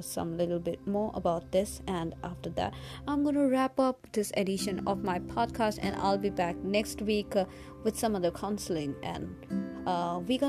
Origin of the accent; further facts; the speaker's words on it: India; I come from India, I'm from India